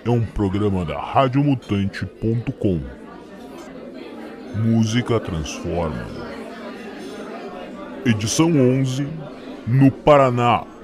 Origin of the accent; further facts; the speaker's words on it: United States; onde eu recordei o frio da minha terra, nos Estados Unidos